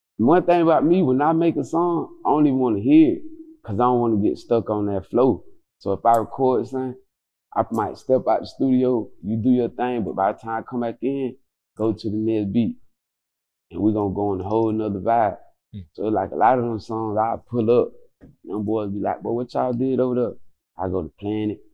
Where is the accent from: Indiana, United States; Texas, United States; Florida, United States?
Florida, United States; Quincy; I'm from Quincy